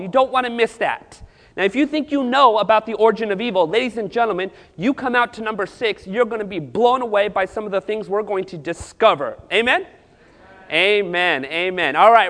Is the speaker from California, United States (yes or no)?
yes; Southern California, United States; now in Central California, United States; I pastor in Central California. I was born and raised in Southern California, but my parents immigrated from Northwest India a year before I was born.